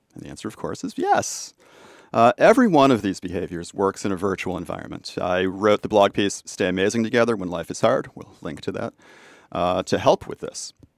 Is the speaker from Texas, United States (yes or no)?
no; Boston, Massachusetts, United States; my hometown in Boston